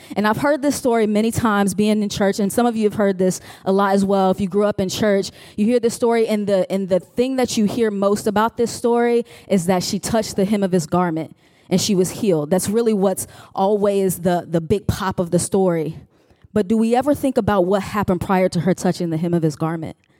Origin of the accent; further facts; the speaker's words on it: Chicago, Illinois, United States; now in Richmond, United States; I am from Richmond, Virginia, originally from Chicago, home of Harold's Chicken